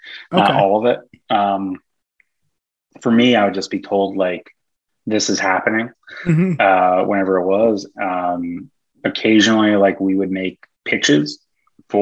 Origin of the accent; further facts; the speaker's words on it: New York, United States; now in California, United States; my girlfriend and I left to go because we're both from New York